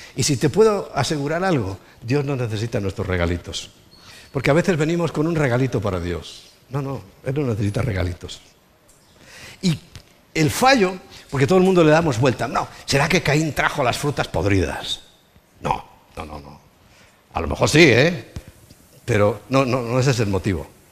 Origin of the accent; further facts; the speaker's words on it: Spain; also born or lived in Lleida; now in Madrid, Spain; yo soy un español de toda la vida. Español de España